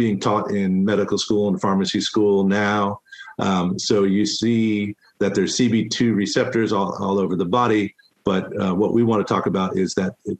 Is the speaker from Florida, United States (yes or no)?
yes; Florida, United States; Florida, which is my home state where I was born and raised